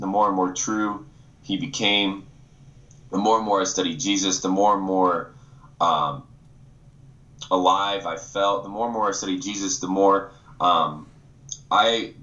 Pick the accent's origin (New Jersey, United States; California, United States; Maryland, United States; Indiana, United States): Indiana, United States; Winona Lake; moved away; I grew up in Indiana, an incredible family. I'm an only child and I was raised in the church. I actually come from Winona Lake, Indiana